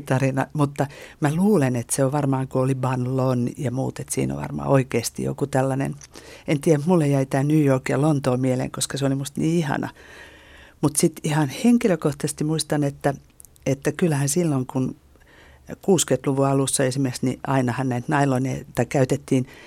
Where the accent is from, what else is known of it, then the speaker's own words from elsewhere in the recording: Lohja, Uusimaa, Finland; Lohjalta, josta mä olen kotoisin